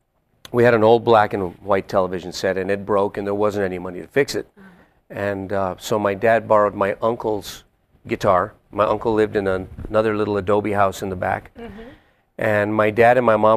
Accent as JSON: {"language": "English", "town": "Santa Fe", "region": "New Mexico", "country": "United States", "moved": "yes", "lives_now": "Las Vegas, United States", "said": "We're from Santa Fe"}